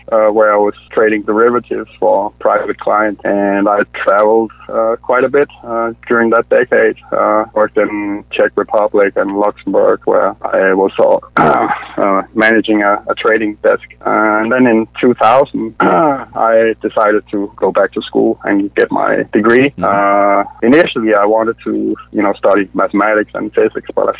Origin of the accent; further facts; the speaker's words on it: Denmark; moved away as an adult; now in Atlanta, United States; I'm originally from Denmark. That's where I was born. But came to the U.S. in 2010.